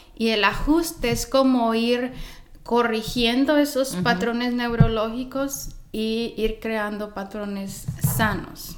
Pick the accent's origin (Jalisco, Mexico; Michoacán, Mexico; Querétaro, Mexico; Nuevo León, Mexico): Michoacán, Mexico; moved away as an adult; also born or lived in Los Angeles, United States; soy originalmente de Michoacán, pero a los 19, 20 años vine a Los Ángeles